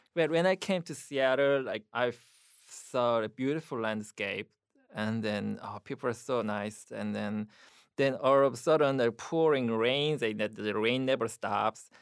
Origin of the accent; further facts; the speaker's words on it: South Korea; English is a second language; moved away as an adult; also born or lived in Buffalo, United States; now in United States; my Korean life in Korea